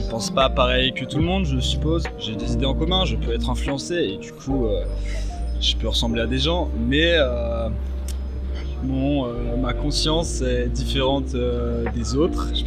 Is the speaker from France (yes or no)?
no; China; French is a second language; j'ai 22 ans. Et je me sens différente parce que je ne suis pas française, je suis chinoise.